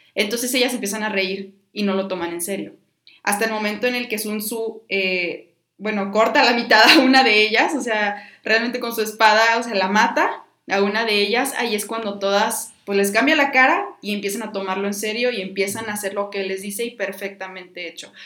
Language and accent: Spanish; Mexico; como ciudadanos, como mexicanos